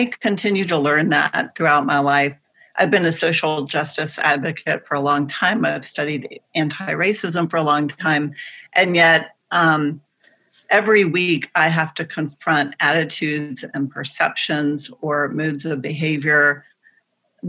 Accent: the Bible Belt, United States; I grew up in the Bible Belt.

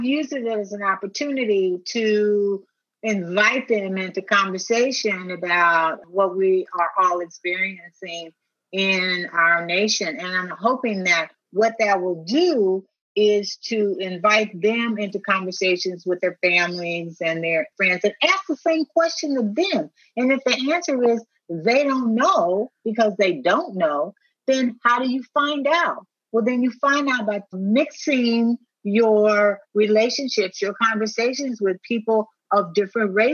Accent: United States; I'm a black woman. That's how I'm treated in this country

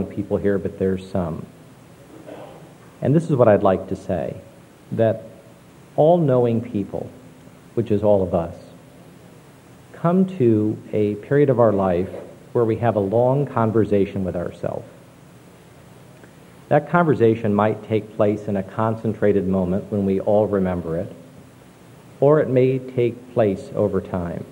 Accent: Fort Wayne, Indiana, United States; moved away as an adult; also born or lived in Austin, Texas; now in Washington, D.C., United States; I was born and raised in Fort Wayne, Indiana. My parents still live there.

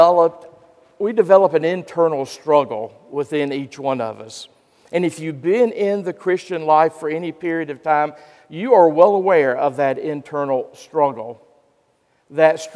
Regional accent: Gastonia, North Carolina, United States; In my hometown of Gastonia, North Carolina

